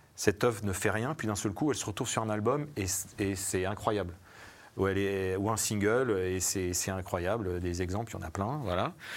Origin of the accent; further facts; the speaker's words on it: Savoie, Auvergne-Rhône-Alpes, France; je viens pas du tout de, de Paris, je viens de, je viens de Savoie